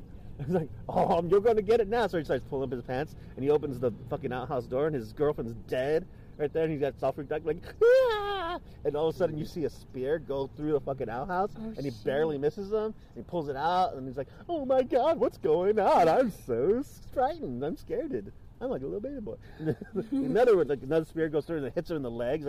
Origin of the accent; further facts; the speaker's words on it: Gilroy, California, United States; my hometown, Gilroy